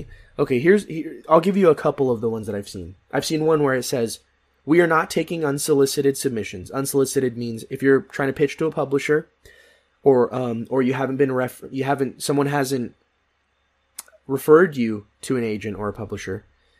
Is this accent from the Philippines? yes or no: yes; Philippines; I am Filipino. I am the most underrepresented part of the Asian community.